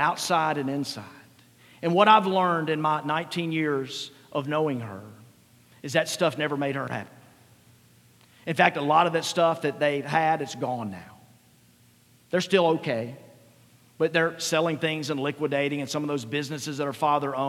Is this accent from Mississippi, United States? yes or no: yes; Mississippi, United States; I grew up in Mississippi, middle income probably